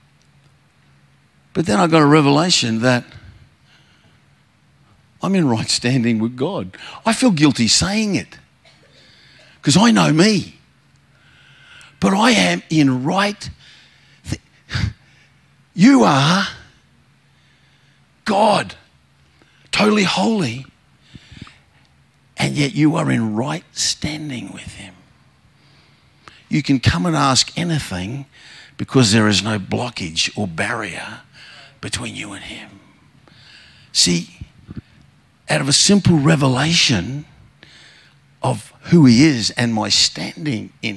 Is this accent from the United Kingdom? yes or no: no; Queensland, Australia; I'm from Queensland